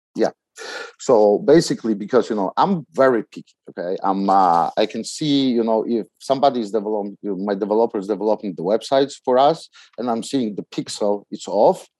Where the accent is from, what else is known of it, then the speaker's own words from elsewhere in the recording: Poland; English is a second language; also born or lived in New York City; now in United States; I came from Poland